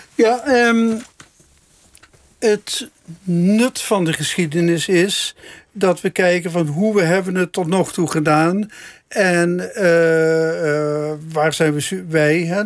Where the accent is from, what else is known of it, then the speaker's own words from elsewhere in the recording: Meijel, Limburg, Netherlands; Ik kom uit Meijel, maar mijn ouders komen wel ietsje verder uit Limburg, dus uit Helden